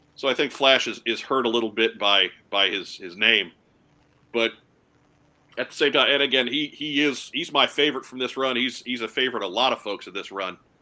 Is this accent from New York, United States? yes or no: yes; Long Island, New York, United States; growing up on Long Island